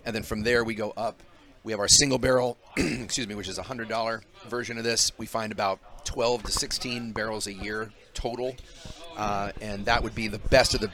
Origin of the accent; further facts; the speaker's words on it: Albany, New York, United States; moved away; I was raised in the East Coast. I was raised in Albany